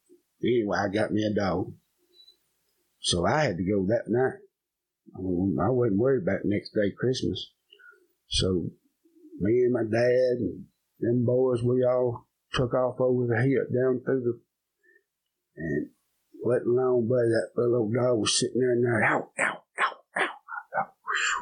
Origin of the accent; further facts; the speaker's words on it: Virginia, United States; We're originally from Virginia.